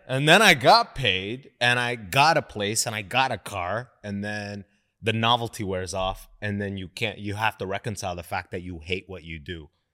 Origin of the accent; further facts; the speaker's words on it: London, Ontario, Canada; also born or lived in Sudan; I grew up in London, Ontario, mostly white people.